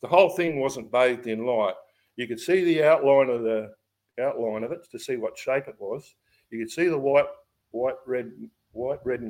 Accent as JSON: {"language": "English", "town": "Ballina", "region": "New South Wales", "country": "Australia", "said": "we come from Ballina"}